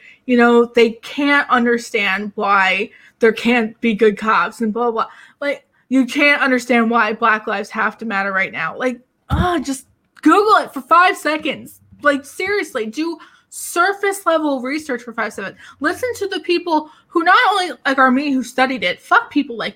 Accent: New Jersey, United States; where I grew up in New Jersey

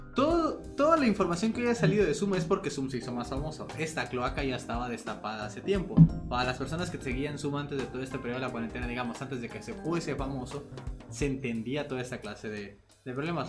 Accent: Mexico; nosotros somos de México

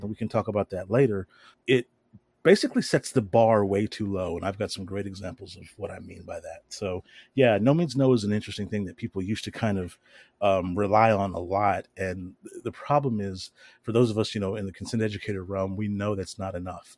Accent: the South, United States; I grew up down here in the South

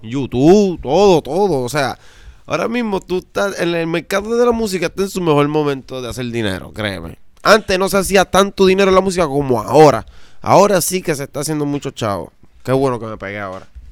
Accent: Juncos, Puerto Rico; yo soy de Junco, Puerto Rico

